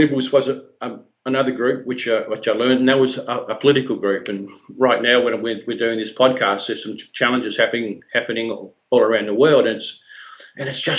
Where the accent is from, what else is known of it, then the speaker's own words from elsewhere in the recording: Hobart, Tasmania, Australia; a little hall in Glenorchy, which was the area which I grew up in Hobart in Tasmania